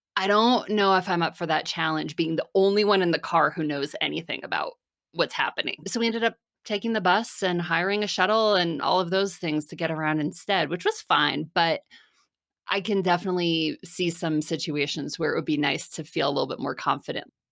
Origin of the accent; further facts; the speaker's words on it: New Jersey, United States; moved away as an adult; also born or lived in Philadelphia / Washington, D.C. / San Francisco; I grew up in New Jersey, about an hour from New York City